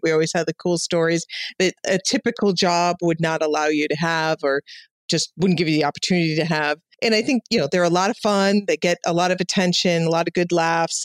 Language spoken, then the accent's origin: English; Chicago, Illinois, United States; moved away; I'm from Chicago